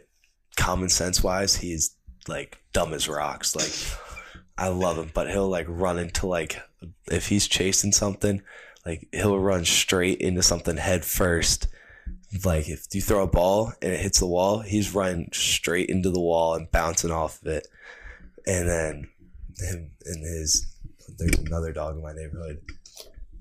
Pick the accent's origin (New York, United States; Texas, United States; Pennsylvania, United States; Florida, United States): Pennsylvania, United States; Garnet Valley; I'm from Garnet Valley, PA, and then I've lived there my entire life